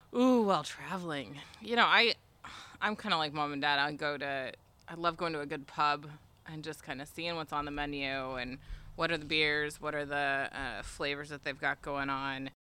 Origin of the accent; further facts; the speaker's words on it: United States; I'm American